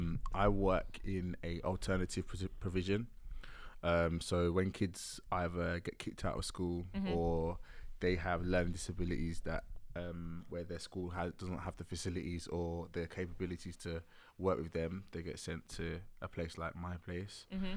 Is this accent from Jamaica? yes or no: yes; Jamaica; Okay, we're Jamaican.